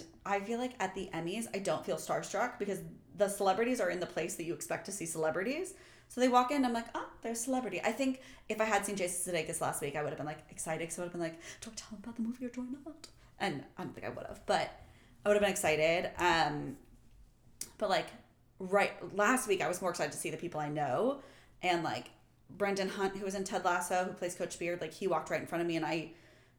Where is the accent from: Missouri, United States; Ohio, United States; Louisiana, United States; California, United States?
Missouri, United States; Kansas City; moved away as an adult; also born or lived in New York / Los Angeles; I'm also from Kansas City.